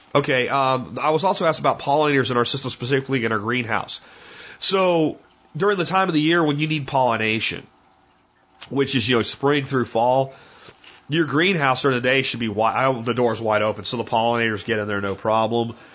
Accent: Florida, United States; also born or lived in Pennsylvania; now in Texas, United States; I grew up in Florida

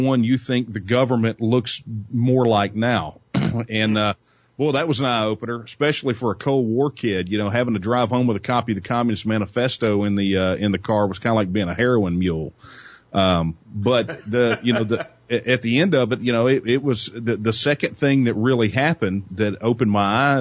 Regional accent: Northeast Texas, United States; I'm a sixth-generation Texan, and I was raised in Texas, born here, up in Northeast Texas

